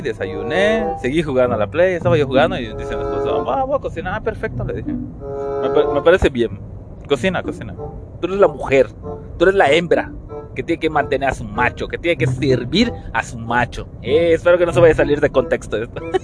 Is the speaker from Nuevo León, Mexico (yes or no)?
no; Yucatán, Mexico; Como la mayoría somos de Yucatán